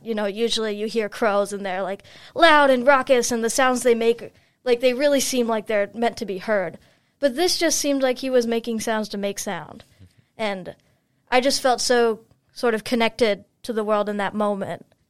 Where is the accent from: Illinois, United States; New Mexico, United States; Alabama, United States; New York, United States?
Illinois, United States; Chicago; moved away as an adult; now in Brunswick, United States; I'm from Chicago, Illinois